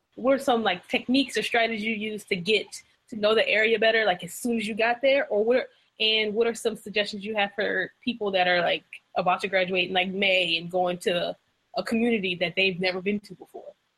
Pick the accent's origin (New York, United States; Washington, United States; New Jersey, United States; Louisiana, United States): Louisiana, United States; now in South Carolina, United States; I'm from the South. I'm from Louisiana, and now I live in South Carolina.